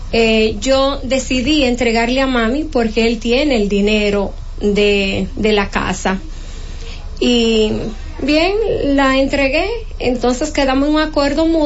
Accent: Loma de Cabrera, Dajabón, Dominican Republic; now in Santo Domingo, Dominican Republic; nosotros somos oriundo de Loma de Cabrera.

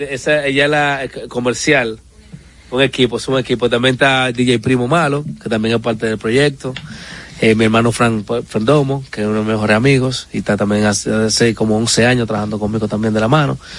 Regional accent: San Francisco de Macorís, Duarte, Dominican Republic; nunca he dicho que soy de San Francisco

